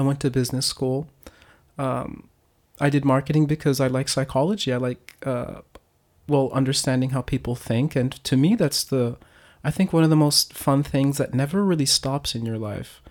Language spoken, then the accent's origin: English; Miami, Florida, United States; moved away as an adult; also born or lived in Pennsylvania / Hokkaido, Japan; now in Japan; I'm originally from Miami, Florida